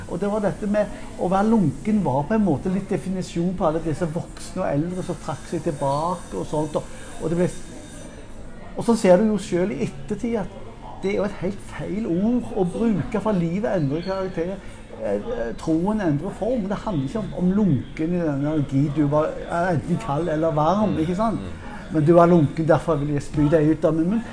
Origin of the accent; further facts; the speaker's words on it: Western Norway, Norway; jeg er på, fra Vestlandet